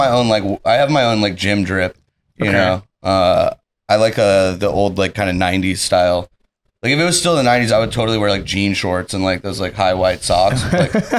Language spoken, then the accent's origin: English; Dallas, Texas, United States; I'm from Dallas. I was born and raised, and it's surprising how much I do actually get that question. But yeah, I'm from Texas.